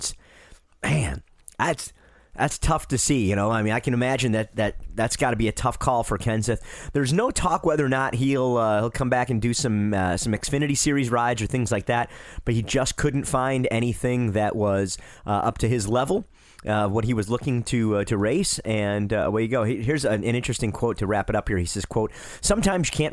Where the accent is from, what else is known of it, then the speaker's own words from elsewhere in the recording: Detroit, Michigan, United States; I'm from Detroit, where Coney dogs are like the whole thing